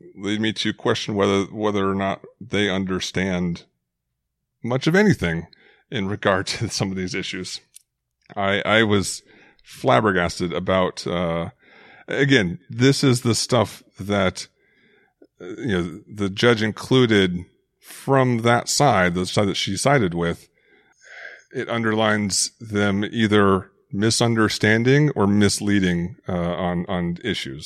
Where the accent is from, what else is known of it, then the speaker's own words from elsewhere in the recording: Phoenix, Arizona, United States; growing up in Phoenix